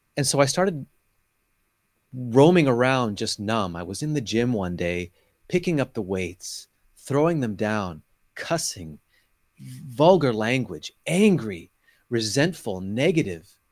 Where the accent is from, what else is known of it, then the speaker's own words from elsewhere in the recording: California, United States; now in Tel Aviv, Israel; was born and raised in California, where you are right now